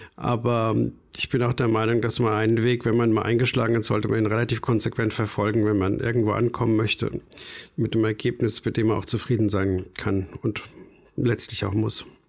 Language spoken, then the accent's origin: German; rural Bavaria, Germany; moved away; also born or lived in Frankfurt / Munich; Ich bin auf dem bayerischen, wirklich auf dem Plattenland aufgewachsen